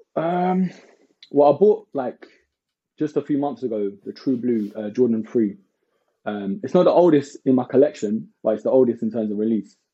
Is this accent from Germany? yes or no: no; London, United Kingdom; also born or lived in Hackney; I moved when I was around like eight years old to like Walthamstow like East London